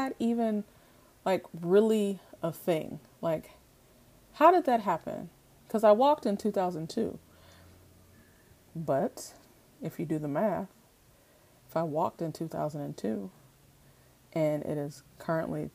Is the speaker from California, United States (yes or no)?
yes; Oakland, California, United States; also born or lived in Washington, D.C.; I'm really from Oakland though, born, raised, the whole bit